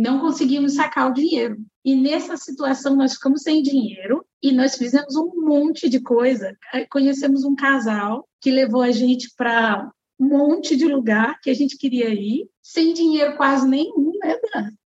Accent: São José dos Campos, São Paulo, Brazil; eu sou de São José dos Campos, São Paulo, uhum. mas nós nos consideramos é, capixabas, né?

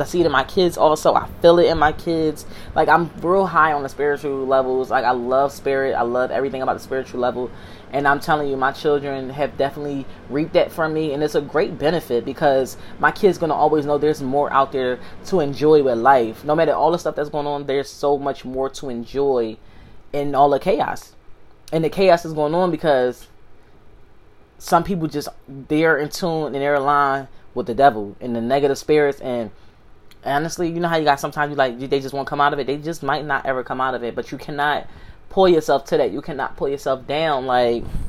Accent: Philadelphia, Pennsylvania, United States; I'm from Philly

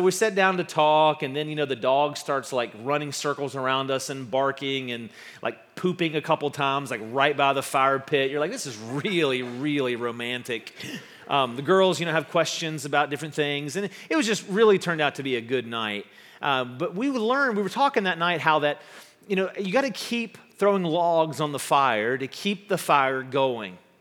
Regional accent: West Virginia, United States; I'm from West Virginia and a former uh, Boy Scout

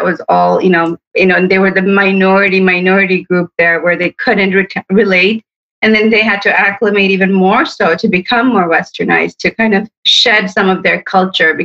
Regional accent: Hamtramck, Michigan, United States; born or raised there; also born or lived in Sterling Heights, Michigan

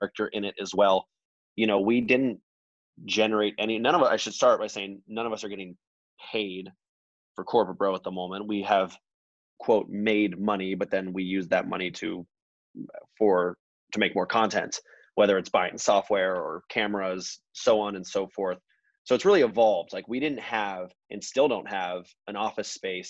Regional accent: Atlanta, Georgia, United States; moved away; also born or lived in Bay Area, California / Los Angeles, California; I am from Atlanta, Georgia, originally. Moved out to the Bay Area in 2001.

